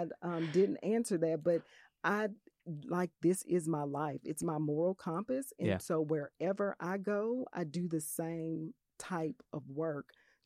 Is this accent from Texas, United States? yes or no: no; Little Rock, Arkansas, United States; For my home state, for my way, home right? city. I am Arkansas yeah. and I am Little Rock.